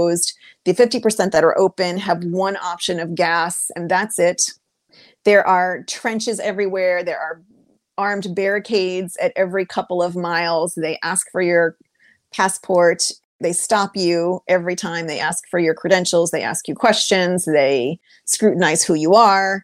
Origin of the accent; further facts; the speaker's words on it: New Hampshire, United States; now in Maryland, United States; growing up in New Hampshire when my parents didn't buy a house that had plumbing